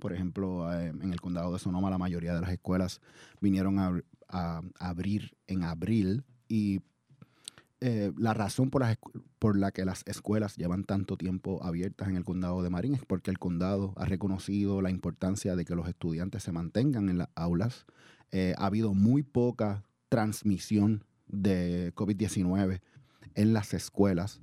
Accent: Puerto Rico; moved away as an adult; also born or lived in The Bronx, New York; now in Oakland, United States; yo soy puertorriqueño, nací en, en uno de los pueblos de Puerto Rico, el Bronx, New York. Y, me crié en la isla de Puerto Rico

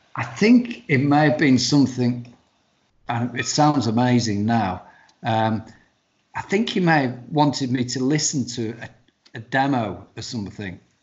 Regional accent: the north of England, United Kingdom

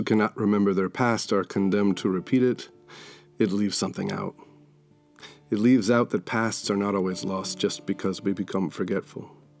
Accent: Maine, United States; my home state of Maine

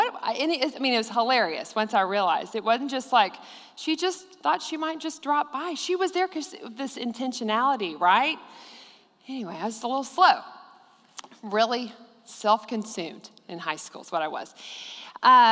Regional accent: Abilene, Texas, United States; I grew up in Abilene and went to Cooper High School

